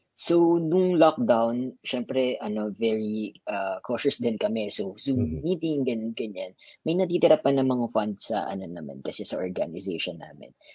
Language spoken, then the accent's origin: Tagalog; Quezon City, Metro Manila, Philippines; moved away as an adult; also born or lived in Masbate / Cavite; now in New Zealand; Lumaki ako sa QC, sa Fairview.